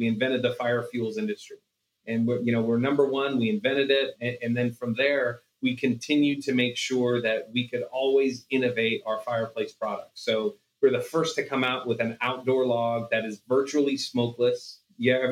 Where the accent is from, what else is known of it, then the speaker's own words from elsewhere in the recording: Stockton, California, United States; moved away as an adult; now in Las Vegas, United States; my hometown of Stockton before we moved to Vegas